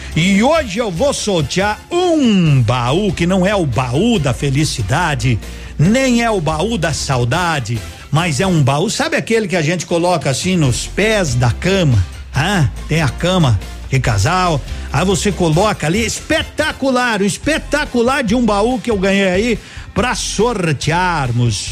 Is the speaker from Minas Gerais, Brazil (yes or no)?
no; Nova Prata, Rio Grande do Sul, Brazil; now in Pato Branco, Brazil; Eu nasci em Nova Prata